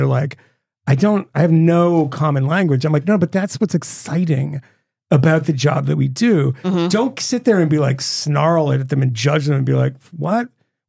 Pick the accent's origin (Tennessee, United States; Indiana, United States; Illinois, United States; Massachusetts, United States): Massachusetts, United States; I'm from Massachusetts too